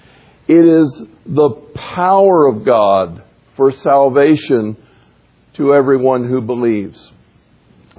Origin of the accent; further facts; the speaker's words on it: the South, United States; growing up in the South